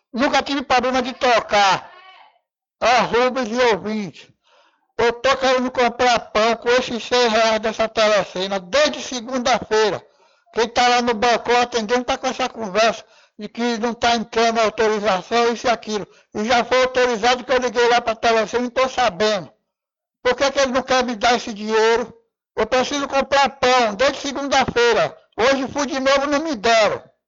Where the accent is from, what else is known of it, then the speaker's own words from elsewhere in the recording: Cachoeira, Bahia, Brazil; Eu sou daqui de Cachoeira